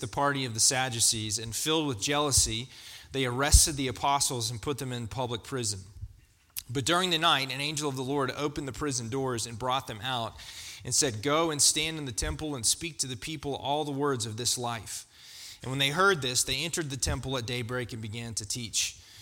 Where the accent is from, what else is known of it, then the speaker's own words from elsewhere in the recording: Georgia, United States; also born or lived in Florida; I grew up in Florida and in Georgia